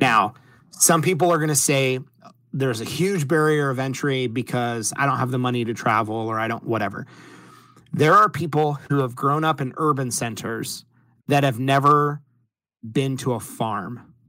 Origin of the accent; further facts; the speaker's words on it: Ohio, United States; So I am from a very small town. In fact, it's so small, it's called a village. I am from a village in Northwest Ohio.